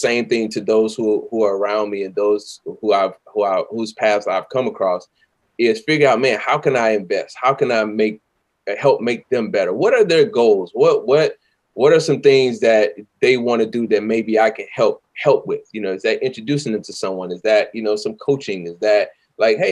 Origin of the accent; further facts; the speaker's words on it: the South, United States; I'm from the South